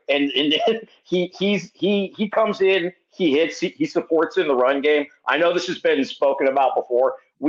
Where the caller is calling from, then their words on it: San Diego, California, United States; I'm down in San Diego.